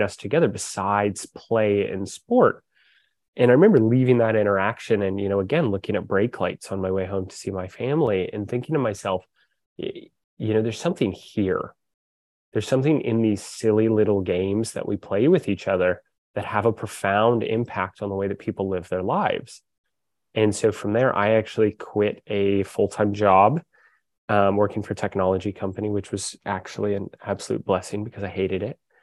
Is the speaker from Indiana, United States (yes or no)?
no; Corvallis, Oregon, United States; now in Portland, United States; I grew up in Corvallis, Oregon. I live in Portland now.